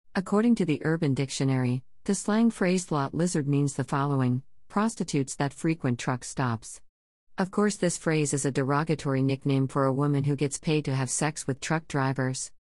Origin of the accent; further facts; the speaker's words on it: New York, United States; as a New Yorker